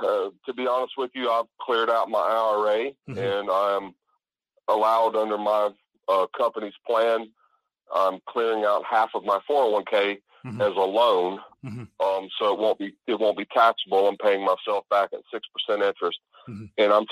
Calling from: South Carolina, United States; Hey, this is … South Carolina.

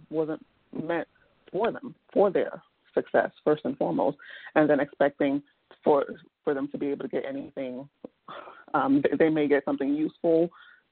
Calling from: Washington, District of Columbia, United States; I'm calling from the Washington, D.C. area

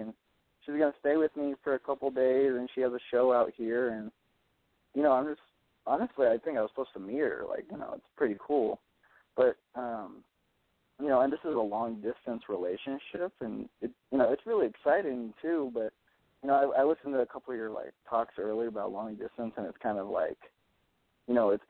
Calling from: Oakland, California, United States; I'm from Oakland, California.

